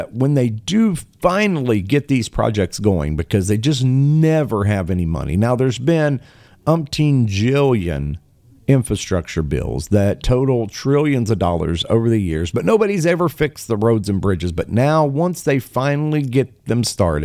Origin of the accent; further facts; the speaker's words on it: Appalachia, United States; I'm from this area. I'm from the Appalachian region. I know. I've lived there